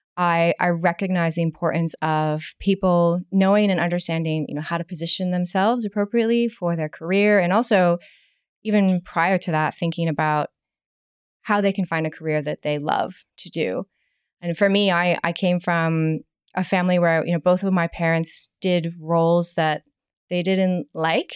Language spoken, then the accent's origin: English; United States; accent: American; moved away as an adult; also born or lived in New York; now in Hong Kong; As you can probably tell from my accent, I am American